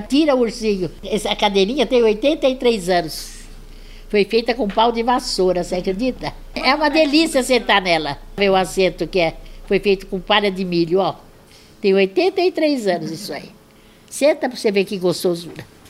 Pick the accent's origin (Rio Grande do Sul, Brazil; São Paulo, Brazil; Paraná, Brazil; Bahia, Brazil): São Paulo, Brazil; Mineiros do Tietê; eu só nasci lá e passei um tempo da infância